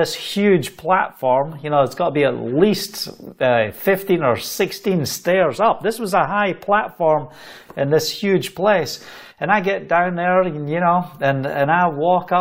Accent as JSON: {"language": "English", "region": "Scotland", "country": "United Kingdom", "accent": "Scottish", "said": "in my Scottish accent"}